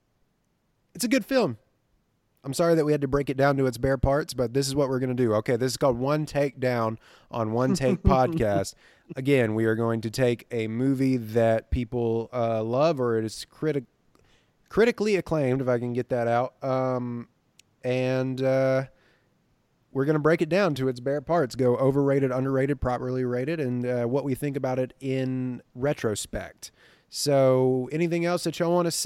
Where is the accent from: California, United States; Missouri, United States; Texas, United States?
Texas, United States; Livingston; moved away; my hometown of Livingston, Texas.